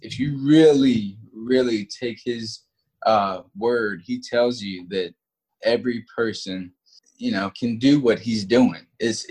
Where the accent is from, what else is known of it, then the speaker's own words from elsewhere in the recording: Moncks Corner, South Carolina, United States; also born or lived in Charleston; I was kind of born and raised in Charleston. I grew up in a small town called Monk's Corner.